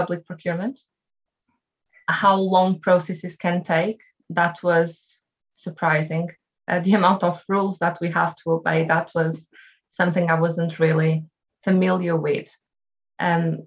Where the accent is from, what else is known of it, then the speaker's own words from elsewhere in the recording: Portugal; moved away as an adult; also born or lived in Mozambique; now in England; I was born in Mozambique, and then I went to Portugal when I was 2 years old